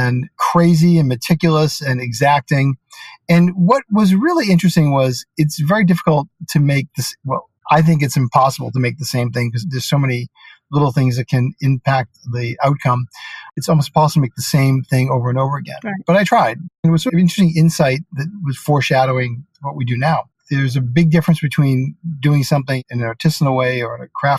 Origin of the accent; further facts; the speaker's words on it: Boston, Massachusetts, United States; moved away as an adult; also born or lived in New York; I grew up in Boston, Massachusetts